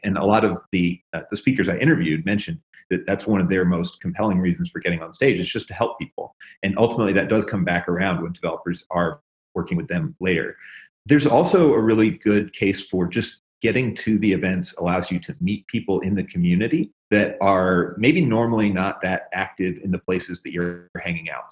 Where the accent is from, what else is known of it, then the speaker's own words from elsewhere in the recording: Memphis, Tennessee, United States; I'm from Tennessee, and uh, the blues is very big. I actually grew up in Memphis